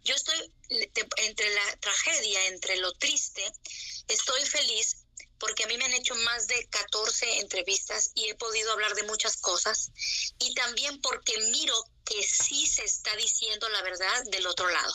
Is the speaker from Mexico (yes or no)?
yes; Sonora, Mexico; also born or lived in United States; now in Jerusalem, Israel; yo nací en Sonora.